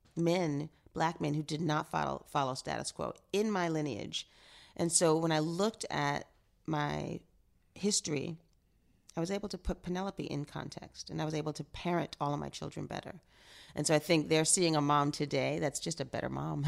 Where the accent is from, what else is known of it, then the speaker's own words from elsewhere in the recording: New York, United States; growing up in New York, um, in high school and then post-college, living downtown in the East Village